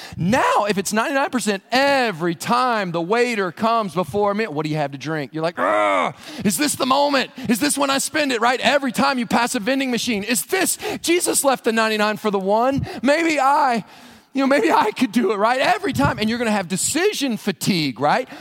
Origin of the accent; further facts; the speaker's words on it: Western Kentucky, United States; I grew up in Western Kentucky in a church out in the county